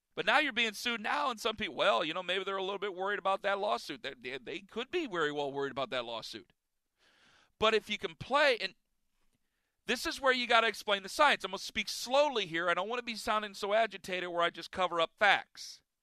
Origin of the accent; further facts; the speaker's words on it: Northeast Ohio, United States; I'm from Northeast Ohio